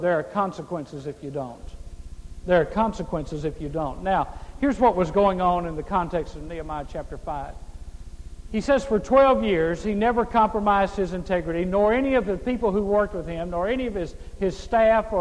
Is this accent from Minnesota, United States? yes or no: no; Mississippi, United States; I grew up in Mississippi, the poorest state in the United States